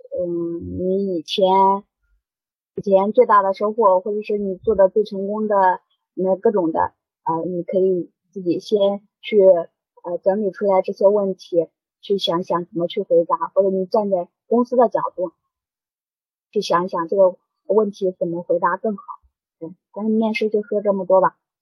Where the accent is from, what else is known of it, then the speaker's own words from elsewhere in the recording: Henan, China; now in Shanghai, China; 我是河南人